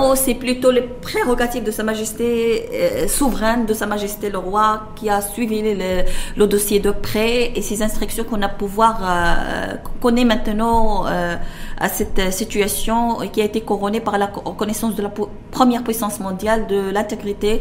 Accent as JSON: {"language": "French", "town": "Tetouan", "region": "Tanger-Tetouan-Al Hoceima", "country": "Morocco", "tie": "born or raised there", "said": "contribuer à la gestion de ma ville natale"}